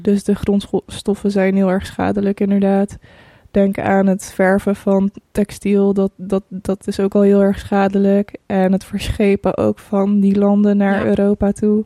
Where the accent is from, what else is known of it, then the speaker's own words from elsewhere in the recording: Breda, North Brabant, Netherlands; also born or lived in Croatia; Ik ben 29 jaar en ik kom uit Breda